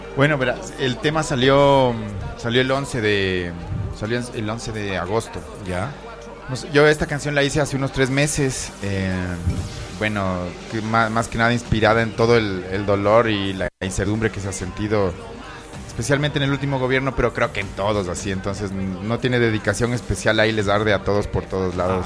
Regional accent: Ambato, Tungurahua, Ecuador; moved away; aquí en mi tierra

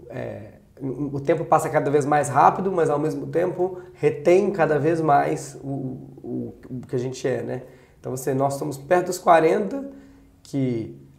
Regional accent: Brazil; tu não é português, não? Não! E eu sou brasileiro!

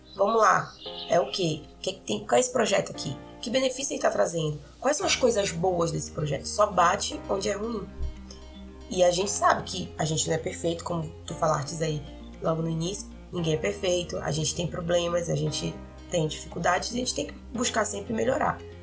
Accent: Belém, Pará, Brazil; moved away as an adult; now in Carajás, Brazil; Eu sou de Belém, mas eu tô morando em Carajás

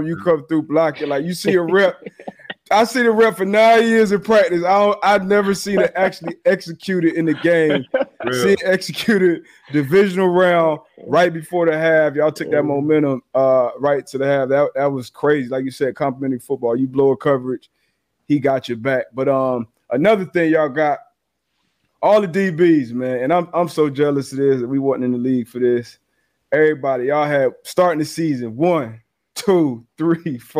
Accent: South Florida, United States; I'm from South Florida

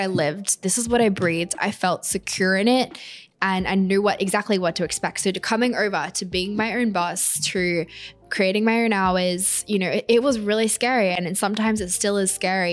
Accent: Australia; moved away as an adult; now in New York City, United States; I'm Australian. I'm now living in New York City.

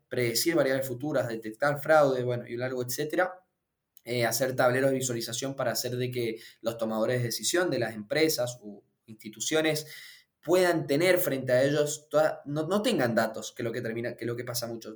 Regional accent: Mendoza, Argentina; yo soy de Mendoza, como tal vez noten por el acento

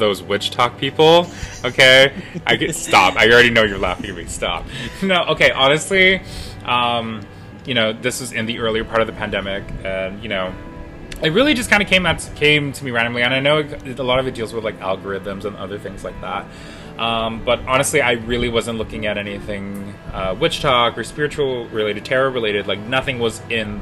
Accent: Guam; We're from Guam.

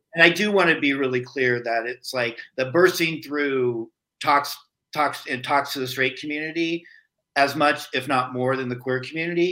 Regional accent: rural Iowa, United States; I grew up in rural Iowa.

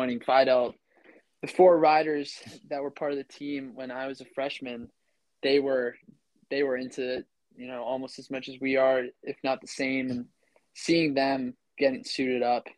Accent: Ridgefield, Connecticut, United States; moved away as an adult; also born or lived in Ramsey, New Jersey; I'm originally from Ridgefield, Connecticut.

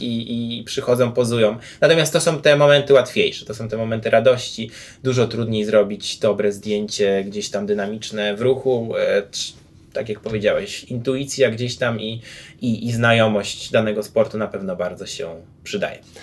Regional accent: Grudziądz, Kuyavian-Pomeranian Voivodeship, Poland; wychowałem się w Grudziądzu

